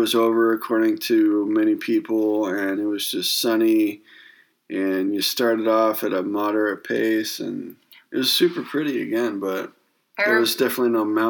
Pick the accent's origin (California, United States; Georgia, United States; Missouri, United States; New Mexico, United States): California, United States; Northern; where I grew up in Northern California.